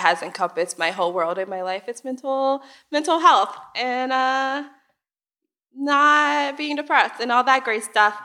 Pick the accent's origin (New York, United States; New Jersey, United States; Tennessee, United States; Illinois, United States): Illinois, United States; Chicago; I also grew up on the South Side of Chicago